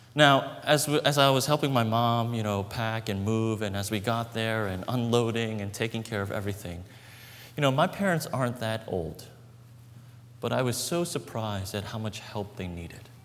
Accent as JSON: {"language": "English", "town": "Brooklyn", "region": "New York", "country": "United States", "tie": "born or raised there", "said": "the apartment that we grew up in in Brooklyn."}